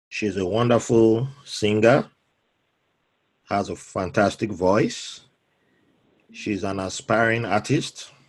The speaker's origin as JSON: {"language": "English", "town": "Jos", "region": "Plateau", "country": "Nigeria", "tie": "born or raised there", "also_born_or_lived": "Benin City", "moved": "yes", "said": "I have a Ghanaian background, but I, am okay. I was, I was born in Jos."}